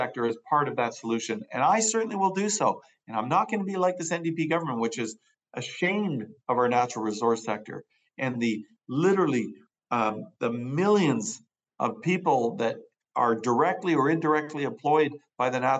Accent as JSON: {"language": "English", "region": "British Columbia", "country": "Canada", "tie": "born or raised there", "said": "that same sense of optimism and hope for the future that we enjoyed growing up in British Columbia"}